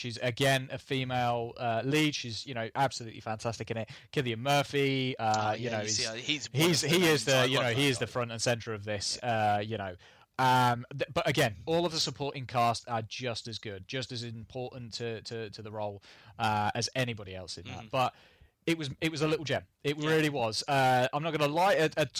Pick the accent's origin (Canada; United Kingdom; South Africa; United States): United Kingdom; England; We are English, we're not Australian